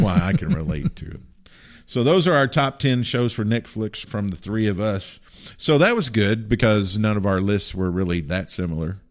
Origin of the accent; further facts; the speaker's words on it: Kentucky, United States; growing up in Kentucky